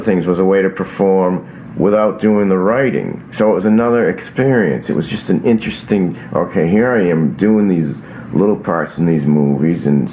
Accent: Burlington, Massachusetts, United States; I grew up in Burlington, Massachusetts, and we had a horse

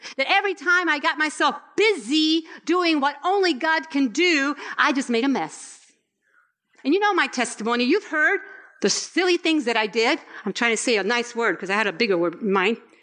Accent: Puerto Rico; I was born in Puerto Rico.

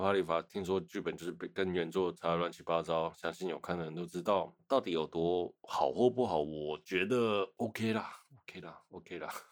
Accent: Taiwan; 所以我想身为台湾人，应该也会安慰一点点吧

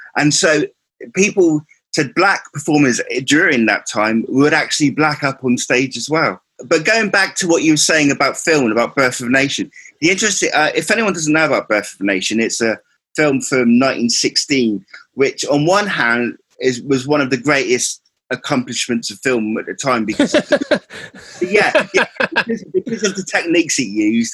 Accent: Cornwall, South West England, United Kingdom; I'm from Cornwall

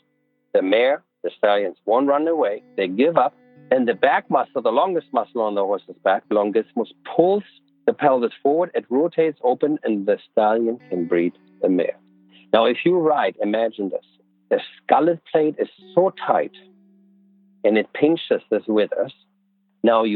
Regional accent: Buenos Aires, Argentina; I grew up in Buenos Aires

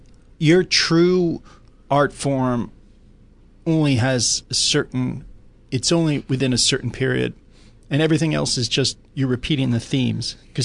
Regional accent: East Coast, United States; Oh, but growing up in the East Coast, there's a lot of that.

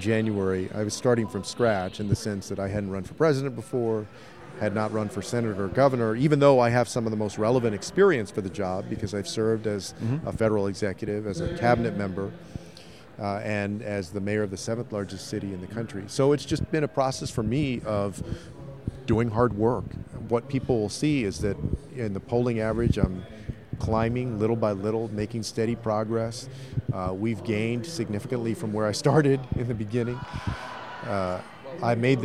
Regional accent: Texas, United States; my home state of Texas

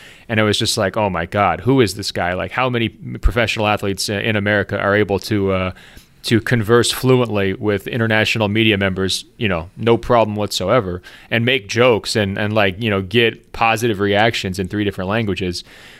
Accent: Portland, Oregon, United States; growing up in Portland, Oregon

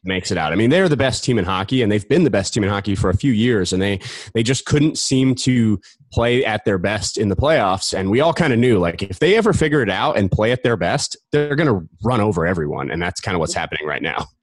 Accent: Colorado Springs, Colorado, United States; I grew up in Colorado Springs, right outside Denver

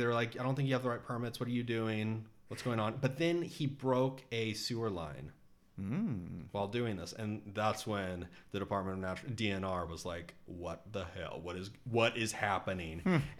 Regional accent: Texas, United States; moved away as an adult; also born or lived in Florida; now in Seattle, United States; I'm from Texas.

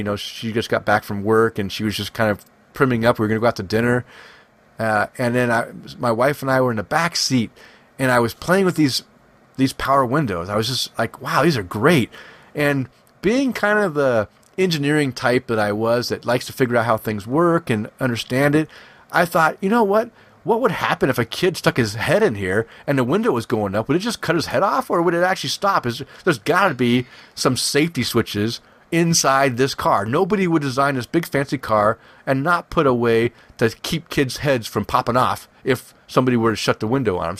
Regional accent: West Coast, United States; I'm from the West Coast

